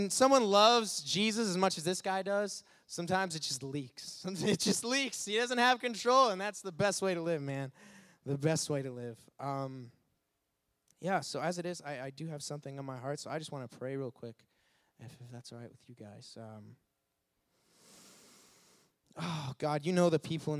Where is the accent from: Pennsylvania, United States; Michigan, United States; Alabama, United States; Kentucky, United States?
Michigan, United States; Detroit; moved away as an adult; now in Illinois, United States; I'm actually from Detroit, Michigan